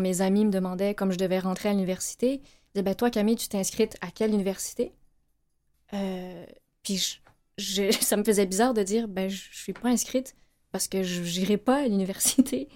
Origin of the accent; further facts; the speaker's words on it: Laval, Quebec, Canada; moved away; on a grandi à Laval